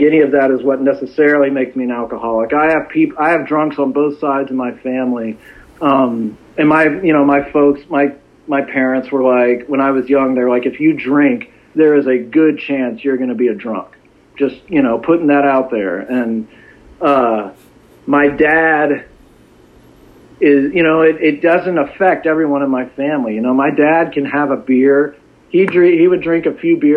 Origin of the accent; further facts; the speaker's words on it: Dallas, Texas, United States; I grew up in Dallas. Dallas is a great place.